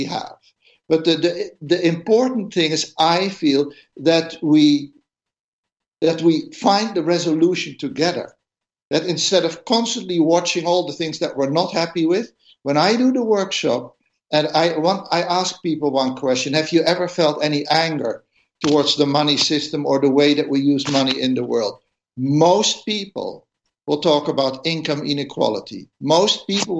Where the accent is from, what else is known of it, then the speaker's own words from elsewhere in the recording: Netherlands; I come from the Netherlands